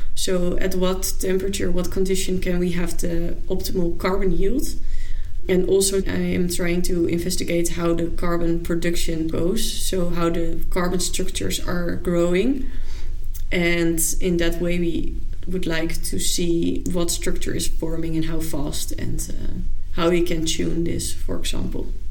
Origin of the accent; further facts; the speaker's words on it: Zwolle, Overijssel, Netherlands; also born or lived in Amsterdam; now in Utrecht, Netherlands; I'm originally from Zwolle